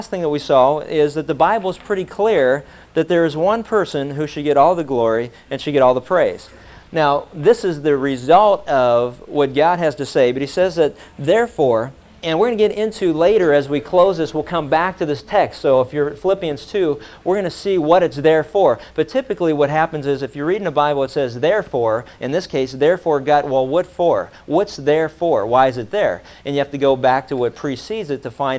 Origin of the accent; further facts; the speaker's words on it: Pittsburgh, Pennsylvania, United States; when I was growing up in Pittsburgh